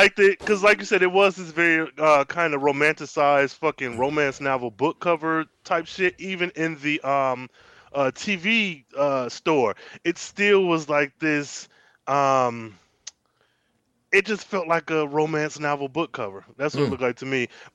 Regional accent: Michigan, United States; being a Midwesterner born and raised

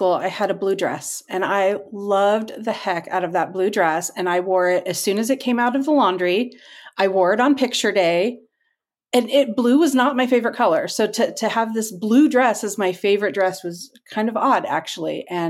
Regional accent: Redondo Beach, California, United States; moved away as an adult; also born or lived in Bay Area, California / Northern Virginia / Riverside, California; I am currently in Riverside, California. I grew up in Redondo Beach, lived in the Bay Area, so I've lived in multiple parts of California

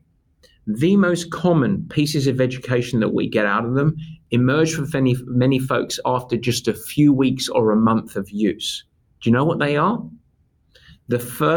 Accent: England, United Kingdom; now in United States; I'm English

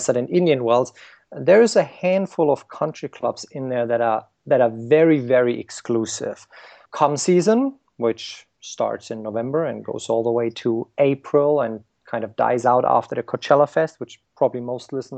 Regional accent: Germany; moved away as an adult; now in United States; I grew up in Germany

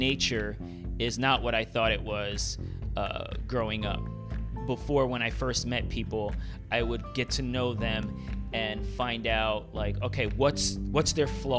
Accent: New York City, New York, United States; I'm from Brooklyn

